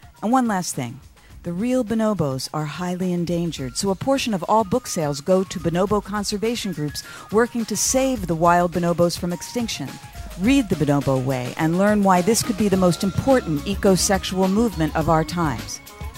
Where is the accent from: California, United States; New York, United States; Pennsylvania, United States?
Pennsylvania, United States; Philadelphia; I'm from Philly, but it's a different spelling.